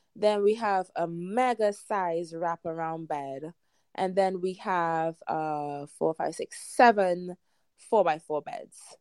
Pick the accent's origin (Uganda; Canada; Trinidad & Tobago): Trinidad & Tobago; also born or lived in New York City; now in Hudson Valley, New York, United States; i'm not american i'm from the caribbean i'm from trinidad and tobago and um, grew up surrounded by you know lovely fruits and vegetables.